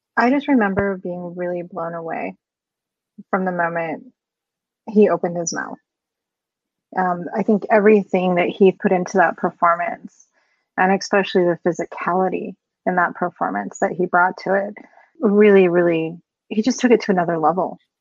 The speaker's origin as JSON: {"language": "English", "region": "Colorado", "country": "United States", "tie": "born or raised there", "said": "I was born and raised here in Colorado"}